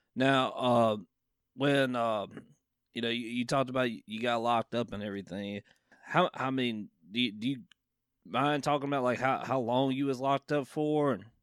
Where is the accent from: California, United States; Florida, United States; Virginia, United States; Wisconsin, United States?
Virginia, United States; from Virginia, my home state